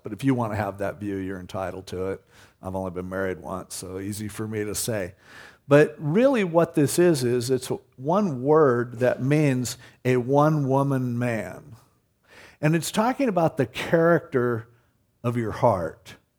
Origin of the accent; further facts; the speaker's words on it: United States; as an American